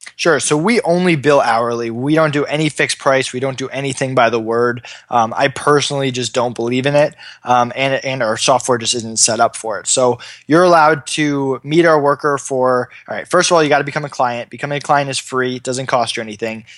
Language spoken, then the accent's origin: English; Massachusetts, United States; also born or lived in Hamden, Connecticut; I'm from Massachusetts